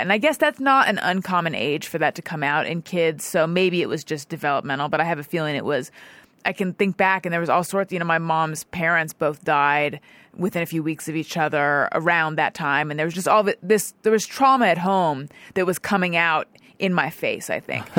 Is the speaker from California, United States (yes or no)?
yes; Orange County, California, United States; born or raised there